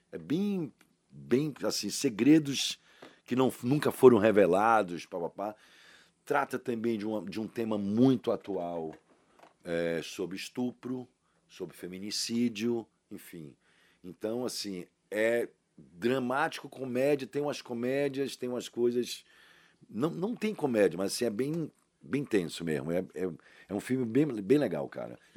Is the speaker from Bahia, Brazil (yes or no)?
yes; Salvador, Bahia, Brazil; Rapaz, onde? eu nasci no Canela.